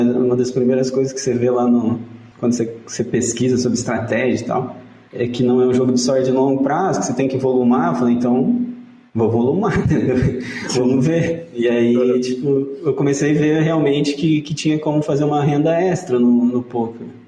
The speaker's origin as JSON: {"language": "Portuguese", "town": "Santa Isabel do Oeste", "region": "Paraná", "country": "Brazil", "tie": "born or raised there", "said": "eu nasci em Santa Isabel do Oeste, que é uma cidadezinha do, do sudoeste ali"}